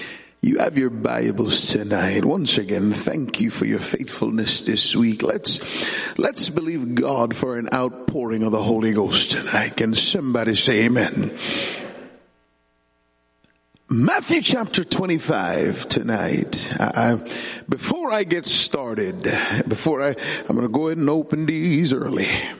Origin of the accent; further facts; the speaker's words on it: Jamaica; When I was growing up in Jamaica, we had a sport.